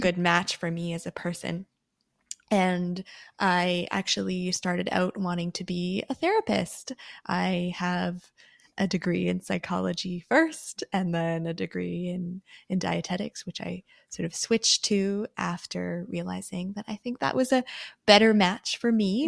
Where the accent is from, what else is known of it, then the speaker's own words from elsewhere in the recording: Canada; I'm born in Canada. I do identify as Canadian.